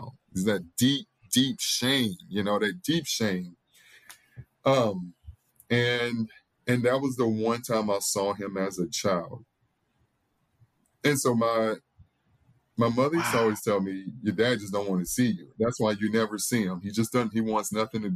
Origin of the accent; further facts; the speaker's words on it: Mississippi, United States; now in New Orleans, United States; growing up in Mississippi as a Black boy